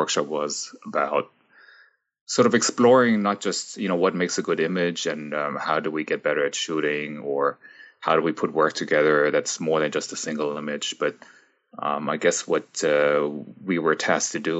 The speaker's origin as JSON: {"language": "English", "town": "Frankfurt", "region": "Hesse", "country": "Germany", "tie": "born or raised there", "also_born_or_lived": "United States", "moved": "as an adult", "lives_now": "Toronto, Canada", "said": "when I was very little, I grew up in Frankfurt, Germany."}